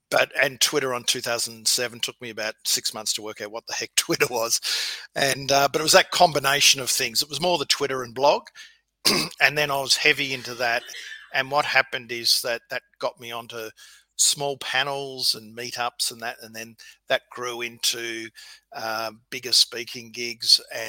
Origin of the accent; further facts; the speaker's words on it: Victoria, Australia; No, I was in the country. So I've always been a country kid, and my dad was a bank manager.